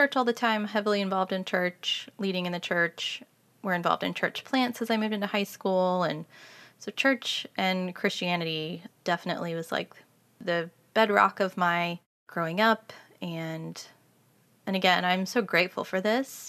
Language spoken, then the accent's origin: English; Kansas City, Missouri, United States; I grew up in Kansas City, Missouri